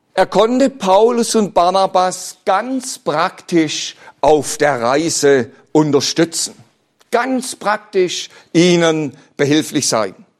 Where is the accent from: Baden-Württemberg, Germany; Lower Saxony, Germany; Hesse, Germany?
Baden-Württemberg, Germany; Bad Liebenzell; Ich bin ja selbst auf dem Missionsberg in Bad Liebenzell aufgewachsen.